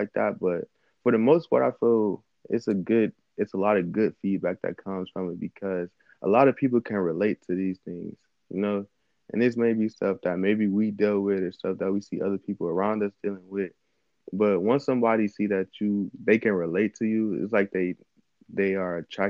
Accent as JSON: {"language": "English", "town": "Cleveland", "region": "Ohio", "country": "United States", "said": "I'm from Cleveland"}